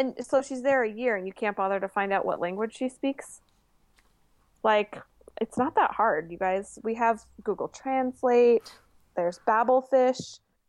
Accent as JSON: {"language": "English", "town": "Puyallup", "region": "Washington", "country": "United States", "tie": "born or raised there", "said": "I grew up in Puyallup."}